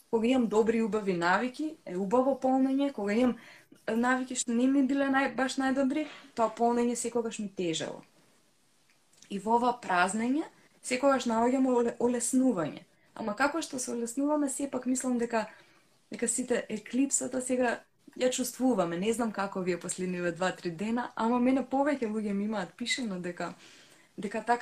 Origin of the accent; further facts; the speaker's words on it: North Macedonia; кај нас во Македонија.